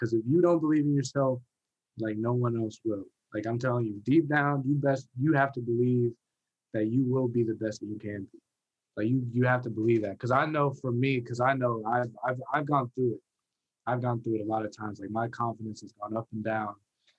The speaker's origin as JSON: {"language": "English", "region": "Virginia", "country": "United States", "tie": "born or raised there", "said": "I'm born and raised in Virginia"}